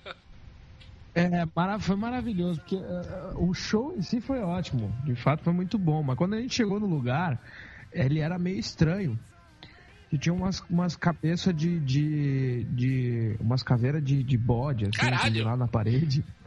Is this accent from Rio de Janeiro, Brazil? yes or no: no; Porto Alegre, Rio Grande do Sul, Brazil; a gente é de Porto Alegre